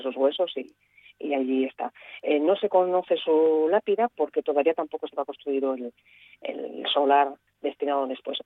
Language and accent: Spanish; Gijón, Asturias, Spain; Yo soy una gijonesa que veraneaba encantadísima de niña en casa de mis abuelos en, Cabrales